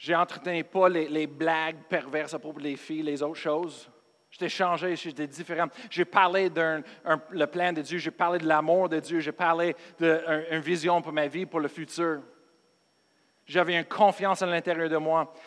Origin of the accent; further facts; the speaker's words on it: United States; moved away; je suis américain, pas parce que je suis pasteur